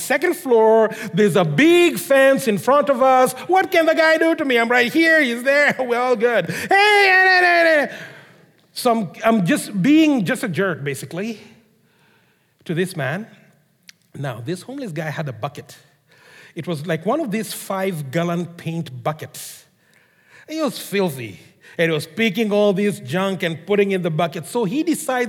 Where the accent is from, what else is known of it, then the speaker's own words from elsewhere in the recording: Kenya; moved away; I grew up in Kenya, as most of you know. In case you didn't know, surprise, I grew up in Kenya.